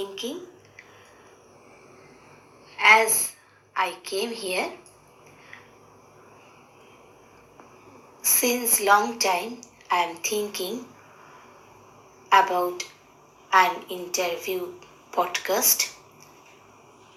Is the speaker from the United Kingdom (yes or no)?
no; India; we are Indian